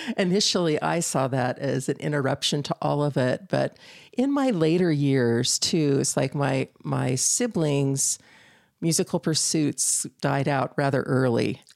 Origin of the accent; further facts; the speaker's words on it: Northern California, United States; moved away as an adult; I grew up in Northern California